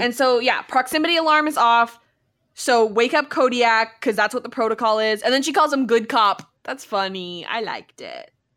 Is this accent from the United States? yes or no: no; Canada; We're from Canada